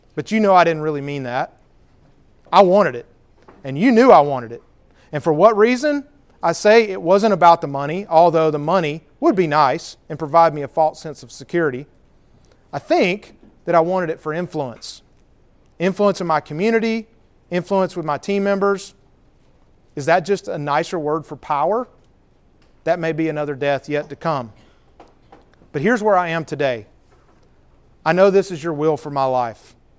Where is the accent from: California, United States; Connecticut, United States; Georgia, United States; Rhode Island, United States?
Georgia, United States; Cedartown; also born or lived in Marietta; I was hoping to open a restaurant in Cedar Town, my hometown